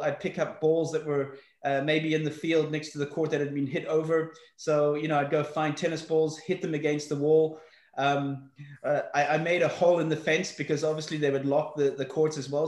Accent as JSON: {"language": "English", "town": "Johannesburg", "region": "Gauteng", "country": "South Africa", "tie": "born or raised there", "also_born_or_lived": "Belfast, Northern Ireland", "said": "I was brought up in South Africa. I was born in Belfast, Northern Ireland. We left there when I was six. Um, uh, moved to, uh, to Johannesburg, South Africa"}